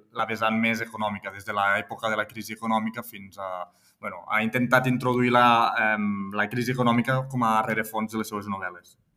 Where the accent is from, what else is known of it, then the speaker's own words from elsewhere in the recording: Tortosa, Catalonia, Spain; moved away as an adult; also born or lived in Barcelona / Milan, Italy; now in Maresme, Spain; jo soc de Tortosa, soc nascut a Tortosa i soc ebrenc